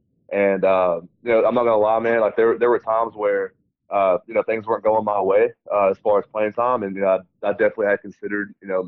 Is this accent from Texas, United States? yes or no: yes; Texas, United States; just be able to be close to my hometown and just kind of help grow the game of rugby in Texas